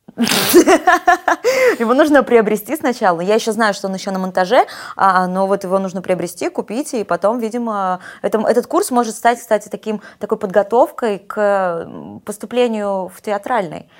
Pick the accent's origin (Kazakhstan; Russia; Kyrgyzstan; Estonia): Russia; Nizhny Tagil, Sverdlovsk Oblast; moved away as an adult; also born or lived in Yekaterinburg / Rostov-on-Don; мы родились в одной практически местности. Я из Нижнего Тагила.